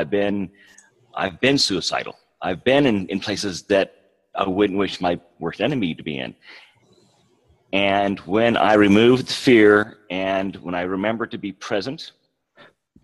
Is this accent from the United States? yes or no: yes; West Coast, United States; moved away as an adult; now in Oklahoma, United States; I'm from the West Coast